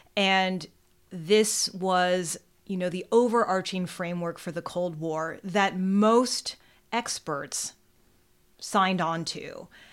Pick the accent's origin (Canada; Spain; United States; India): United States; California; growing up in California and studying California history